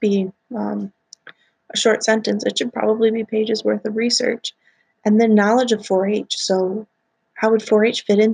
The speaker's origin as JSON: {"language": "English", "region": "Wisconsin", "country": "United States", "said": "I'm from Wisconsin"}